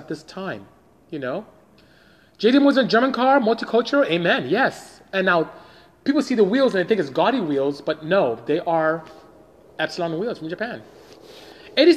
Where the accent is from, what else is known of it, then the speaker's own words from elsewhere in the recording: Nigeria; I am from Nigeria in West Africa